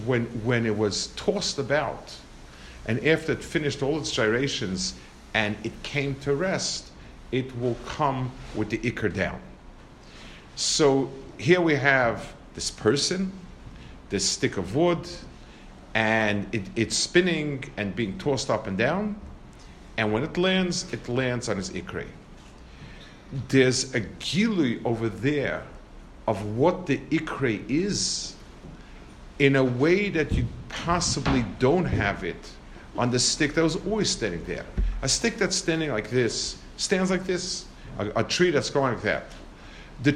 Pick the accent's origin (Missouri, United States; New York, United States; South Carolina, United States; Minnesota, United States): New York, United States; New York City; I grew up in Lower East Side, and the yeshiva was on Henry Street